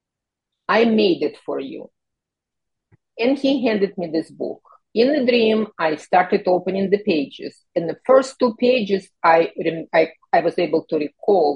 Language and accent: English; Kyiv, Ukraine; moved away; I immigrated from the Soviet Union, from Ukraine, from Kyiv, and growing up in that socialist environment